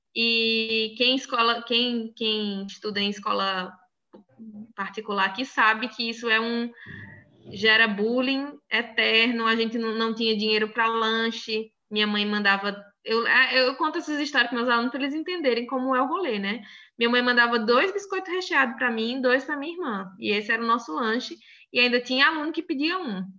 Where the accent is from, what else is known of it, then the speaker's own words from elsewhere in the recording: Crato, Ceará, Brazil; accent: mix of Bahia and interior of Ceará; also born or lived in Salvador, Bahia / Rio Grande do Sul; now in Palhoça, Brazil; Na verdade, eu sou nascida em Salvador, na Bahia, né? Mas fui criada numa cidade chamada Crato